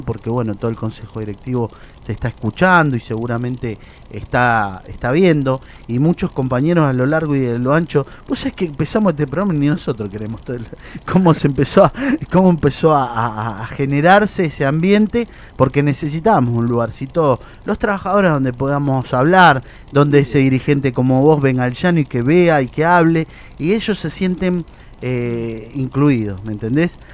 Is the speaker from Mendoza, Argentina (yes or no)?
yes; Mendoza, Argentina; yo soy de Mendoza